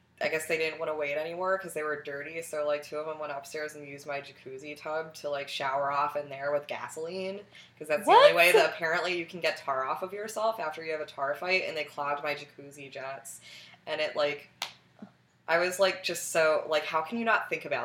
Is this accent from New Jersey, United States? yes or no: yes; New Jersey, United States; I grew up in New Jersey